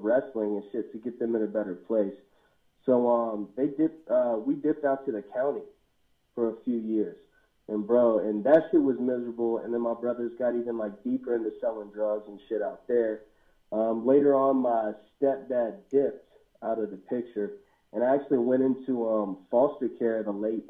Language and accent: English; Waynesboro, United States; I was born in Waynesboro and in a place on New Hope Road initially